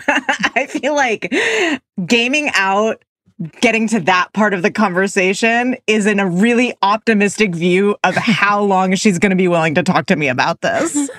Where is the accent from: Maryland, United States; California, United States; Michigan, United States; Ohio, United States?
California, United States; Oakland; I'm from the Bay Area, and like he was the gym teacher at my elementary school in Oakland